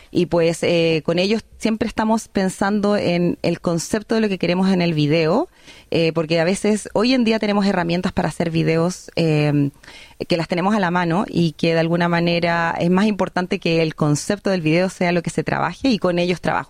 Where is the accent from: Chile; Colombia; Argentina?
Chile; moved away as an adult; now in Australia; soy una artista chilena, pero que vive en, un país de habla inglesa